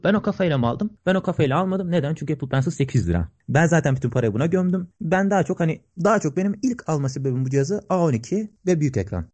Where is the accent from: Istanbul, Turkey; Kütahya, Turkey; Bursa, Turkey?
Kütahya, Turkey; also born or lived in Sakarya; Memleketim Kütahya.